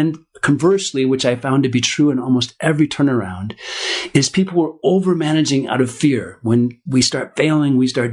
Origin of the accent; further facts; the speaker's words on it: Minneapolis, Minnesota, United States; I grew up in Minneapolis, Minnesota